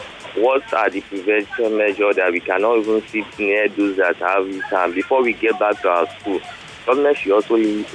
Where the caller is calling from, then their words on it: Ajegunle, Lagos, Nigeria; I'm calling from Ajegunle.